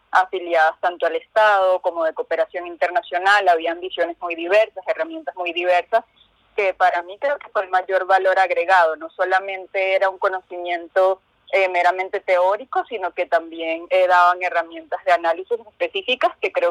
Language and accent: Spanish; Caracas, Capital District, Venezuela; De Venezuela.